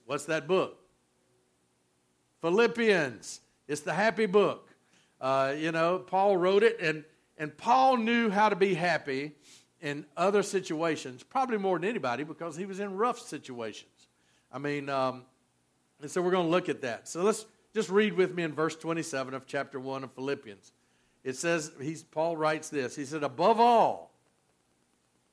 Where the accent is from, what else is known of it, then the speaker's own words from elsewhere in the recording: Georgia, United States; moved away; also born or lived in Louisiana; Where I grew up in Georgia